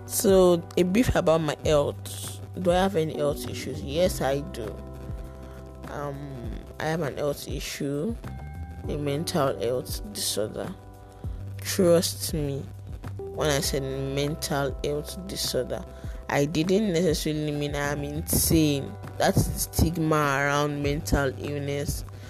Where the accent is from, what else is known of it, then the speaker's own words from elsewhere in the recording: Lagos, Nigeria; also born or lived in Ibadan, Oyo State (ancestral); I was born in Lagos, though I hail from Ibadan, Oyo State, but I was born in Lagos.